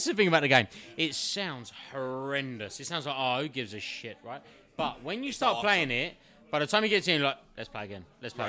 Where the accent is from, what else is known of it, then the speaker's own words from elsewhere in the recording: Essex, East of England, United Kingdom; I'm from Essex, so we all do.